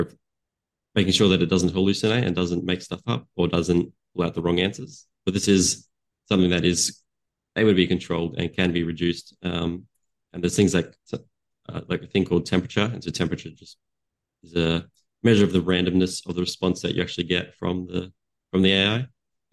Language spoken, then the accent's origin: English; Australia; I had worked with a client. here in Australia. So I'm from Australia